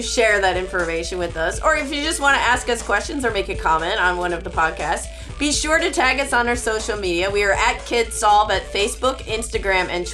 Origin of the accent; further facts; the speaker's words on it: Midwest, United States; I grew up in the Midwest